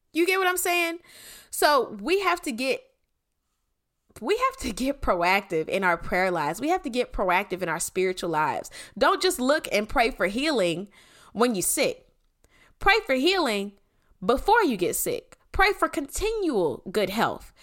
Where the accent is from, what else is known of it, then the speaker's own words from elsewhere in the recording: Clayton County, Georgia, United States; I'm from Clayco